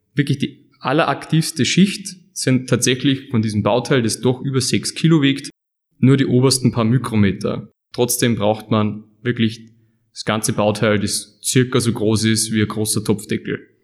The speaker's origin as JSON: {"language": "German", "region": "Upper Austria", "country": "Austria", "moved": "as an adult", "lives_now": "Leoben, Austria", "said": "Ich bin ursprünglich aus Oberösterreich"}